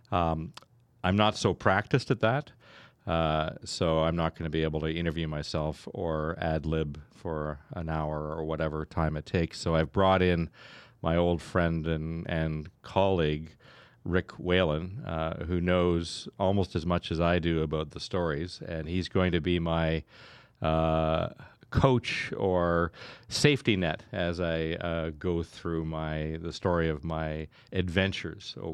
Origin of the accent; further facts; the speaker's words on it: Stratford, Ontario, Canada; I'm from Stratford originally, and I started my career uh, at the local radio station uh, many years ago